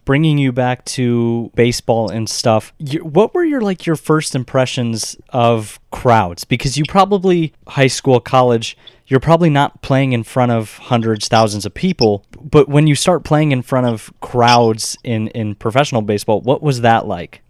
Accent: Arizona, United States; the three of us are all from Arizona

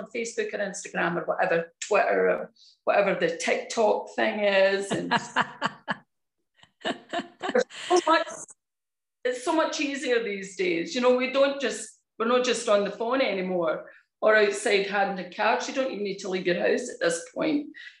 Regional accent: Scotland, United Kingdom; moved away; And that was after I came over from Scotland.

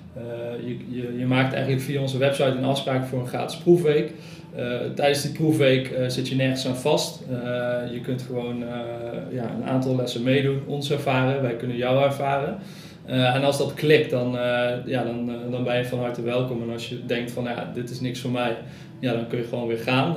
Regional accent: Nijmegen, Gelderland, Netherlands; now in Cuijk, Netherlands; Ik eh, woon in Kuik en ik kom uit Nijmegen

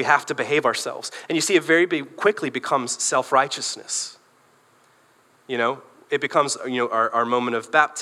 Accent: Michigan, United States; also born or lived in Northern Ireland / Belfast; We moved to this country when I was 5, and we moved from Northern Ireland, so we spoke English. We moved to a small town in Michigan

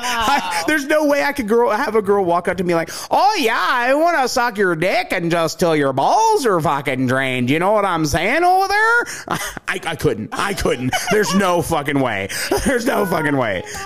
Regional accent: the South, United States; accent: southern; moved away; growing up in the South

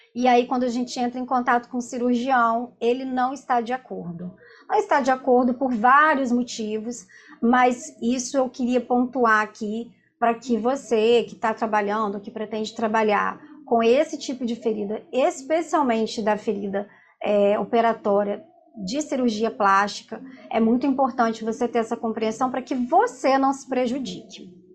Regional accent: Vila Velha, Espírito Santo, Brazil; eu sou de Vila Velha, do Espírito Santo

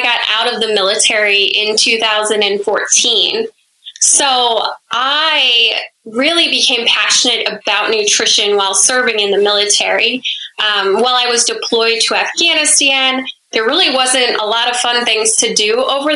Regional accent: Monona, Iowa, United States; moved away as an adult; also born or lived in Germany; now in New Jersey, United States; I grew up in a very small town of like 1500 people in Monona. It's in the northeast part of Iowa

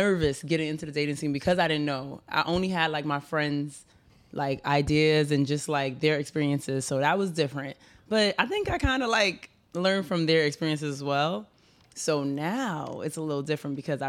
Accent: New York City, New York, United States; I'm from the Bronx

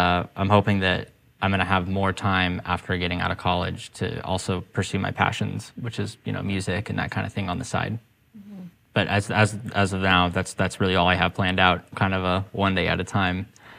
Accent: Rocky Mountains, United States; now in Portland, United States; I actually initially wanted to move out of Portland and get to a sunnier place. Somewhere where the sunshine's super important to me. I grew up

